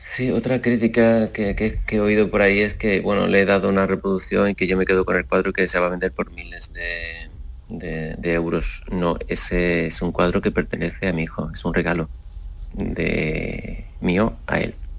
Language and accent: Spanish; Seville, Andalusia, Spain; quiero que sea conocido mi trabajo en mi tierra